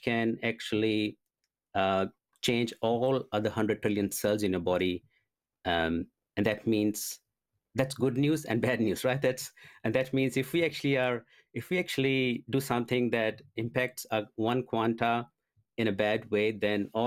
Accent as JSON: {"language": "English", "country": "India", "tie": "born or raised there", "said": "I was born and brought up in India"}